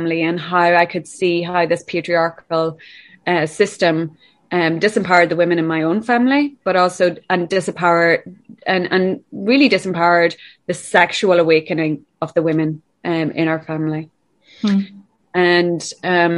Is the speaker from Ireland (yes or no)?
yes; Ireland; I'm from Ireland